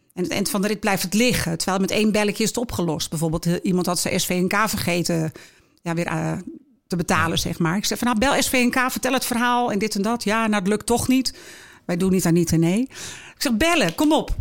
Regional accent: Heiloo, North Holland, Netherlands; also born or lived in Schoorl; now in Alkmaar, Netherlands; geboren in Schorel en opgegroeid in Heiloo ja, en gelukkig al heel lang in Alkmaar wonend

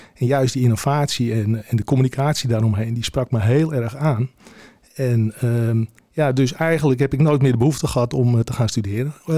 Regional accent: Heiloo, North Holland, Netherlands; geboren in Heilo op de, op de boswinden

